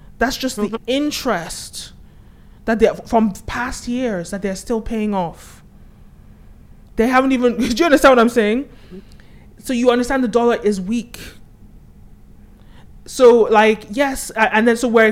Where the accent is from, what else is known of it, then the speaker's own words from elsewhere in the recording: United States; I'm an American person